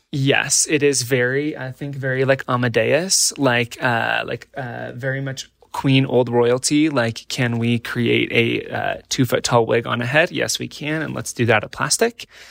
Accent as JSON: {"language": "English", "region": "Nebraska", "country": "United States", "tie": "born or raised there", "said": "I grew up in Nebraska in an incredibly, uh, beautiful environment"}